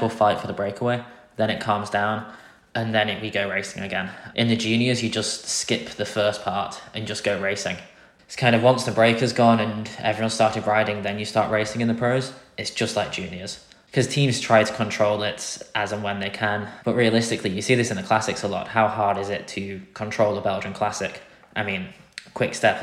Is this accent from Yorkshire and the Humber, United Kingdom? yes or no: yes; Grimsby, Yorkshire and the Humber, United Kingdom; for me in Grimsby, it's about an 8-hour drive to Flanders